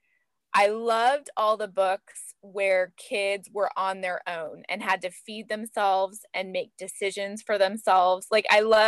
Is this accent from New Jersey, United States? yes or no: no; LA County, Southern California, United States; also born or lived in Orange County, California; I grew up in Southern California in LA County